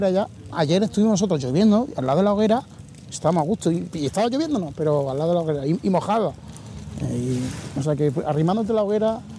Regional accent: Huelva, Andalusia, Spain; yo que soy de Huelva

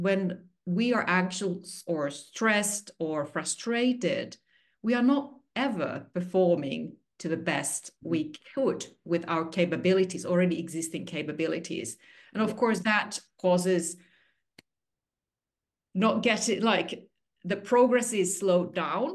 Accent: Finland; moved away as an adult; also born or lived in Singapore; I'm originally from Finland. I'm a 100% Finnish person.

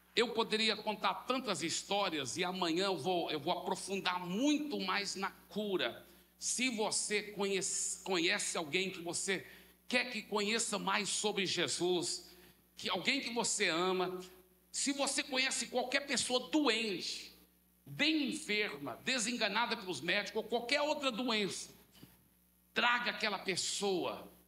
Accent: Brazil; nós, como bons brasileiros

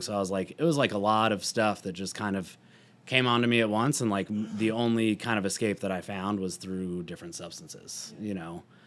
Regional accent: Louisville, Colorado, United States; also born or lived in Boulder, Colorado; I grew up, like, right outside of Boulder

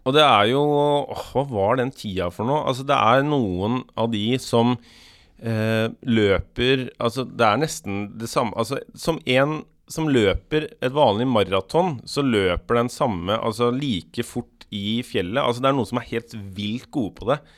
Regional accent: Skiptvet, Østfold, Norway; moved away; jeg er jo fra Skiptvet, egentlig, som er rett ved Askim og Indre Østfold

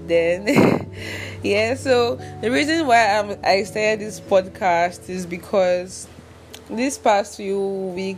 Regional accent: Anambra, Nigeria; I'm from Anambra State.

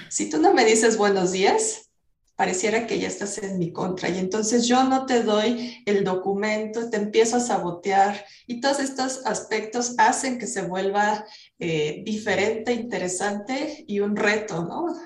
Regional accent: Mexico; como buenos mexicanos

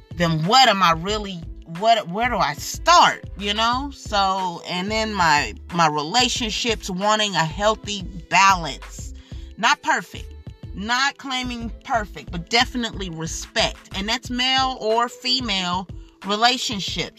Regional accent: United States; As an American

